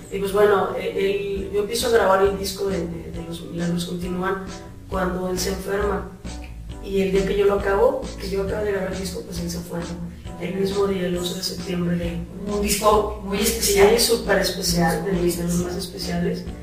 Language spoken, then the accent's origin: Spanish; León, Guanajuato, Mexico; yo soy de León Guanajuato